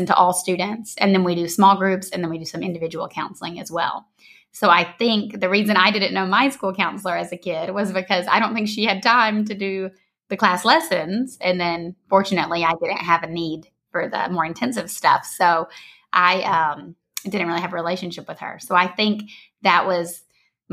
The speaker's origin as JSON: {"language": "English", "region": "Georgia", "country": "United States", "also_born_or_lived": "San Diego, California", "moved": "as an adult", "lives_now": "Costa Rica", "said": "I'm from Georgia originally. I always have to say that because I have quite an accent"}